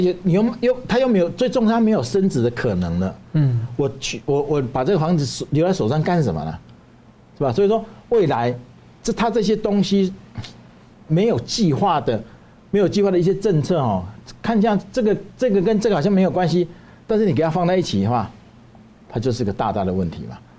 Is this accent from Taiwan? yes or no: yes; Taiwan; 我们台湾人要建立一个高度文明的国家，而不是因循苟且的国家。